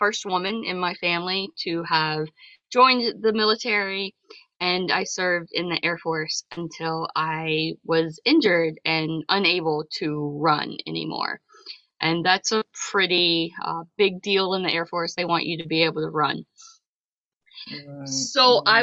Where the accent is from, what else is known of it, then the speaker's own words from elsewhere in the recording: south of Atlanta, Georgia, United States; moved away as an adult; now in Massachusetts, United States; I grew up in Georgia, kind of south of Atlanta in a more rural area